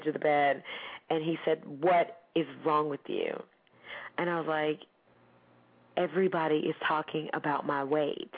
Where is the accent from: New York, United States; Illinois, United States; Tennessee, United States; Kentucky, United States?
Tennessee, United States; moved away; I'm from Tennessee